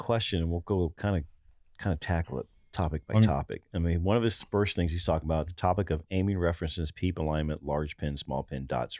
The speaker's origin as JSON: {"language": "English", "region": "Ohio", "country": "United States", "said": "There, so I'm from Ohio."}